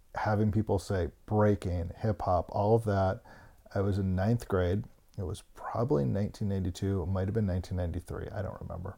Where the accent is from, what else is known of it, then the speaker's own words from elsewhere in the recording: Bethesda, Maryland, United States; also born or lived in Canton, Ohio; I was born in Canton, Ohio. I moved after third grade to Bethesda, Maryland